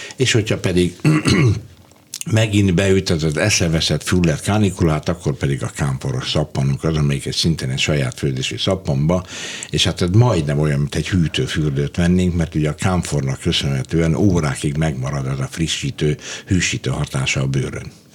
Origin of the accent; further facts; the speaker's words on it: Budapest, Hungary; also born or lived in Debrecen / Hajdúszoboszló; ugyan én Debrecenben születtem, de fél éves voltam kb. amikor Hajdúszoboszlóról, ö, Budapestre költöztünk